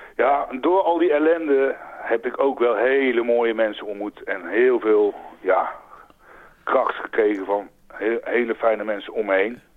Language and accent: Dutch; North Brabant, Netherlands; moved away as an adult; also born or lived in Utrecht; now in France; geboren in Utrecht en getogen in Brabant